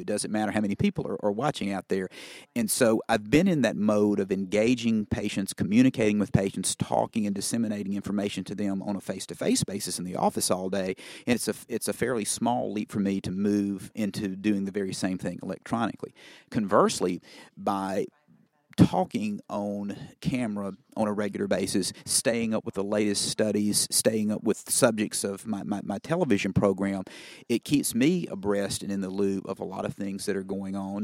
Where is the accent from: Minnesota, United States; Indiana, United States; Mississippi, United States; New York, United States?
Mississippi, United States; Cleveland; my hometown of Cleveland, Mississippi. where I now practice